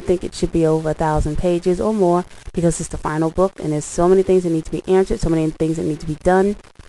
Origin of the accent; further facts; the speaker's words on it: Arizona, United States; I'm from Arizona.